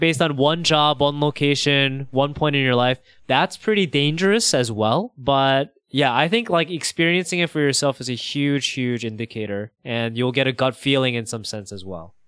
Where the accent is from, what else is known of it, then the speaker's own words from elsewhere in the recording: New York, United States; growing up in New York, I would call myself Korean